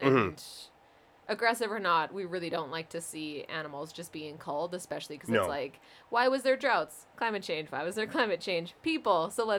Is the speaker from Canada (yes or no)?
yes; Canada; being Canadian, we have a very North American and specifically American-centric view of the world.